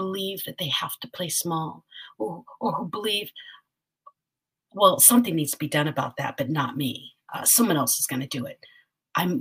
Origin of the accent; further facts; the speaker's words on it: Philippines; I'm a Filipina.